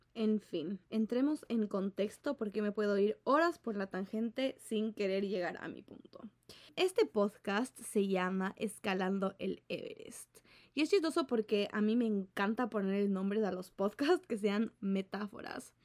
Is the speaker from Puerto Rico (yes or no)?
no; Ecuador; en Ecuador, donde yo vivo